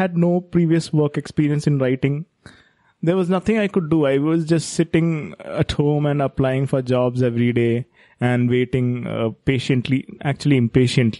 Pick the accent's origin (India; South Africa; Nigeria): India; being an Indian